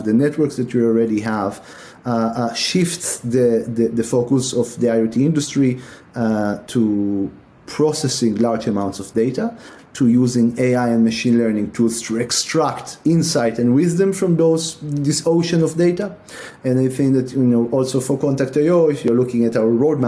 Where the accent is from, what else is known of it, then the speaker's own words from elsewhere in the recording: Tel Aviv, Tel Aviv District, Israel; moved away as an adult; also born or lived in Milan, Italy; now in United States; my parents come from Europe, but I grew up in Israel, in Tel Aviv